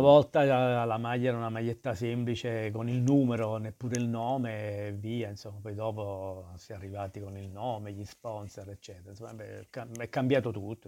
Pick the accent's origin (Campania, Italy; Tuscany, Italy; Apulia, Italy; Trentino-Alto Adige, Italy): Campania, Italy; Naples; moved away as an adult; now in Milan, Italy; crescere a Napoli, io sono cresciuto per la strada